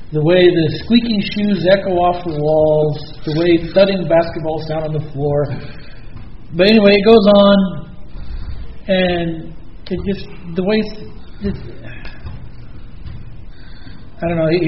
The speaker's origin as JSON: {"language": "English", "region": "New York", "country": "United States", "said": "That was so was New York. I'm a New"}